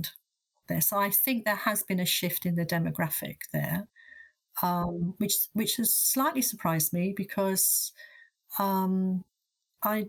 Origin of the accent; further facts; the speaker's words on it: London, United Kingdom; I am a Londoner and an academic